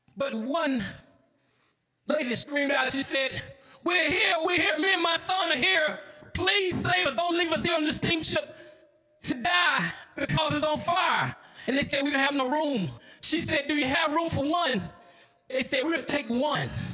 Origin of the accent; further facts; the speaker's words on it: Mecca, Georgia, United States; I grew up in Mecca, Georgia